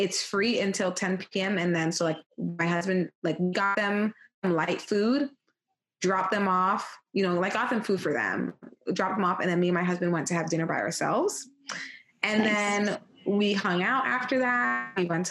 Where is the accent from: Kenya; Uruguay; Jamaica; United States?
Jamaica; I am Jamaican